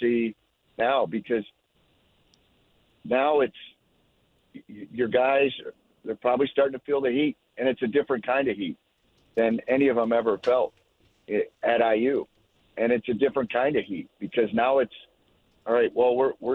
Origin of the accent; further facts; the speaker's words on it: Clarkston, Michigan, United States; moved away; I was in the suburbs, the greater Detroit area